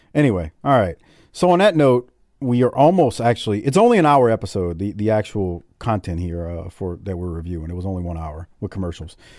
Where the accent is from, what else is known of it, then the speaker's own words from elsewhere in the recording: Deep South, United States; I'm from the Deep South